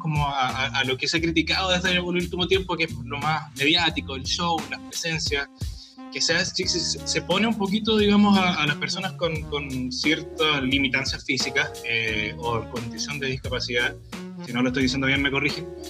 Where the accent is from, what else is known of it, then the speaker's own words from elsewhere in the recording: Chile; lo guático que somos los chilenos